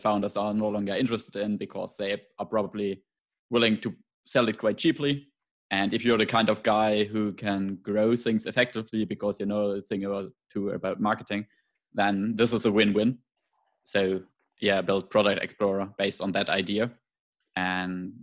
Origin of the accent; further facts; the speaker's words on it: Germany; English is a second language; you can Very probably cool. hear from my accent